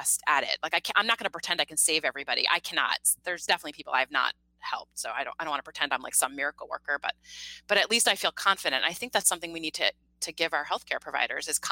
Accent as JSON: {"language": "English", "town": "Mamaroneck", "region": "New York", "country": "United States", "said": "I'm from about 20 minutes north of the Bronx."}